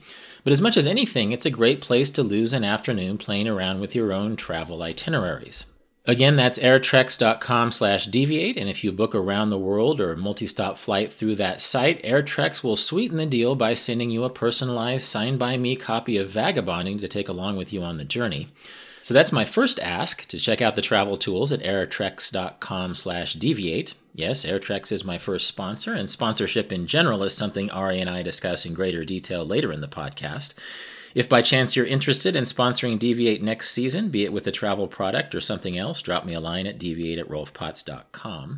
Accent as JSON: {"language": "English", "region": "Kansas", "country": "United States", "tie": "born or raised there", "said": "my home state of Kansas"}